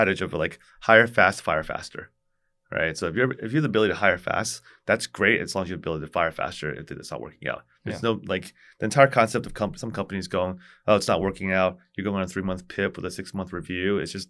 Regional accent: Orlando, Florida, United States; also born or lived in New York; now in Seattle, United States; I was born in New York. {S2} Yeah. {S0} And I grew up in Orlando, Florida.

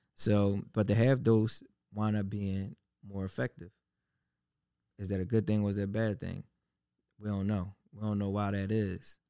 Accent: United States; born or raised there

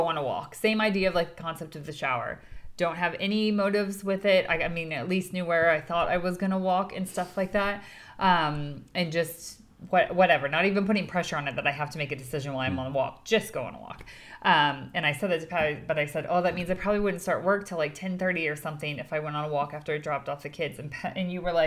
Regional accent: United States; we're coming from the American perspective

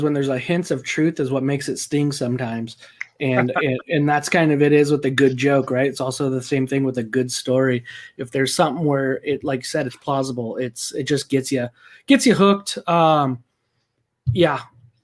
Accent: New Mexico, United States; also born or lived in Eastern Washington; now in Washington, United States; I grew up in New Mexico where Los Alamos and everything else was

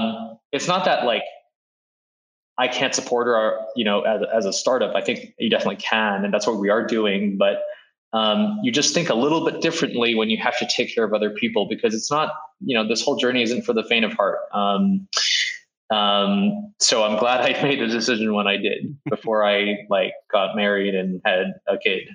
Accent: Beijing, China; born there; So as I mentioned, I was born in Beijing. And around 2003, I started going back to China because my dad actually moved back there.

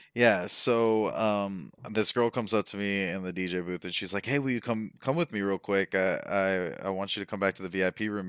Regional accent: Las Vegas, Nevada, United States; moved away; I'm from Vegas

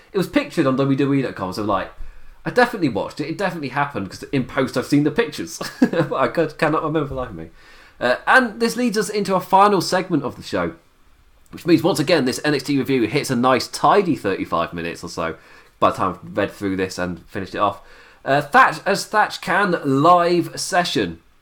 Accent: England, United Kingdom; as an Englishman

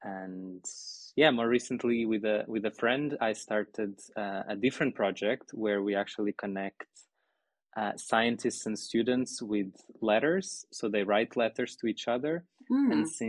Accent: Portugal; moved away as an adult; also born or lived in Lisbon; now in Heidelberg, Germany; Yes, I'm from Portugal.

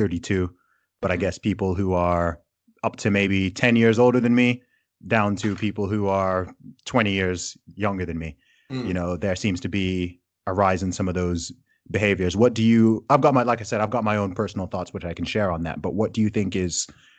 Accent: Saudi Arabia; also born or lived in United Kingdom; so I obviously I am British, despite my accent not giving it away. So I was born in the UK. However, my family is originally from Nigeria.

